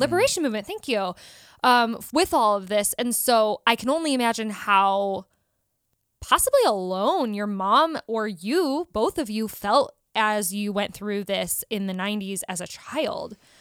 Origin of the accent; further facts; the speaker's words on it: South Bend, Indiana, United States; moved away as an adult; also born or lived in Chicago; now in Los Angeles, United States; we're from South Bend, Indiana area.